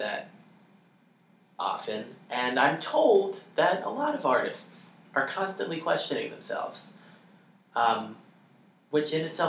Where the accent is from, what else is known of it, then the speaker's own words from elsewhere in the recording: United States; because I'm an American.